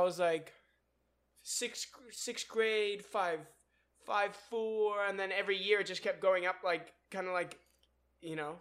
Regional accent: California, United States; I grew up in California

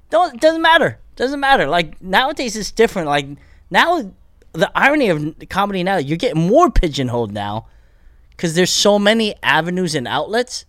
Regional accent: Bethlehem, Pennsylvania, United States; moved away as an adult; also born or lived in Korea; now in Los Angeles, United States; I grew up in Pennsylvania

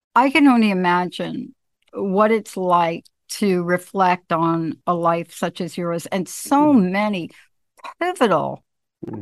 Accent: New York City, New York, United States; as a young kid growing up in the mm. projects growing up in the Bronx

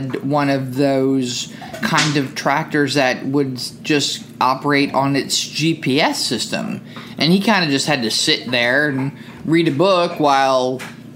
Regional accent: New Jersey, United States; I'm from New Jersey

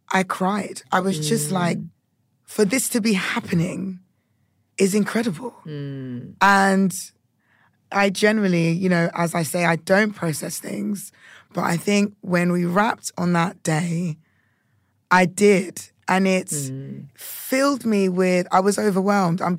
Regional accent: United Kingdom; being a Brit

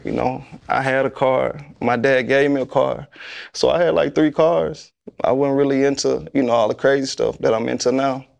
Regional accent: Tuscaloosa, Alabama, United States; I'm from Tuscaloosa

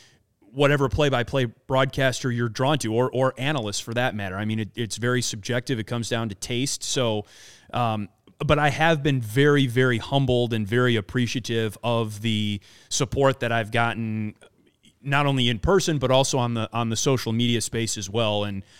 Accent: Midwest, United States; and look, I grew up in the Midwest, so I think I understand

